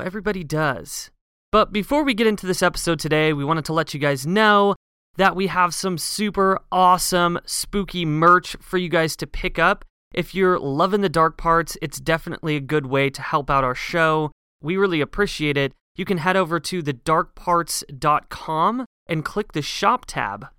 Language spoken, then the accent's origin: English; Pacific Northwest, United States; Growing up in the Pacific Northwest